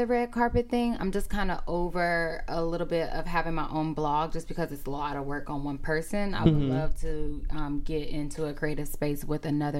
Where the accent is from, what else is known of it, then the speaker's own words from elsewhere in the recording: the Bay Area, California, United States; moved away as an adult; now in Los Angeles, United States; I'm from the Bay Area. I'm from the Bay Area originally. I've been in LA for 7 years